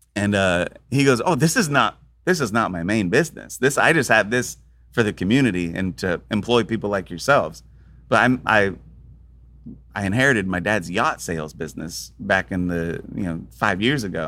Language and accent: English; Florida, United States; also born or lived in Tampa / Spain; I grew up in Florida